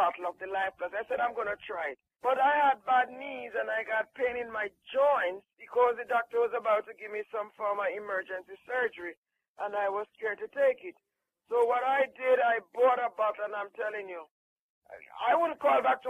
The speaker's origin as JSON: {"language": "English", "country": "Jamaica", "said": "I'm from Jamaica"}